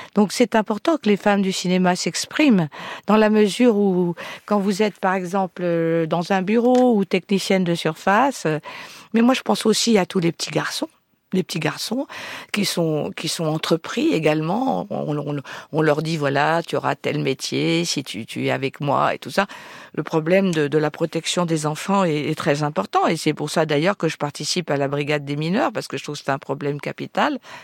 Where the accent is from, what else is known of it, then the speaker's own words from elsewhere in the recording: Tourcoing, Hauts-de-France, France; je suis née à Tourcoing-Nord, je suis ch'ti